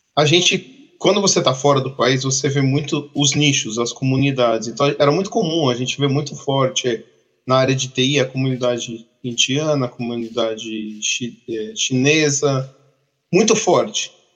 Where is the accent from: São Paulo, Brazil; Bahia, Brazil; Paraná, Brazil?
São Paulo, Brazil; Campinas; moved away as an adult; now in Canada; eu sou de Campinas, no interior. Fiquei até 2003 ou 2004 em Campinas